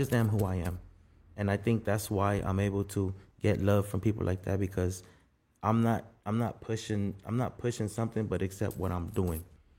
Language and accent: English; Guatemala; I'm from Guatemala and I'm black, but I don't use the card on either one.